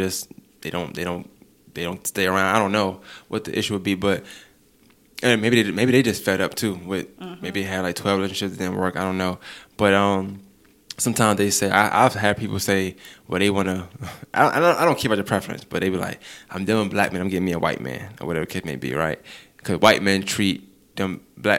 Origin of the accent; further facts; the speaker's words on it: New York, United States; I'm from New York